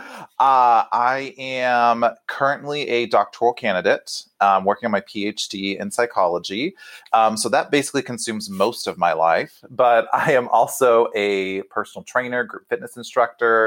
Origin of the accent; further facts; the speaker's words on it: Texas, United States; moved away as an adult; now in Missouri, United States; I am a Texan. We take that with serious pride. So I'm just temporarily removed from Texas in the Midwest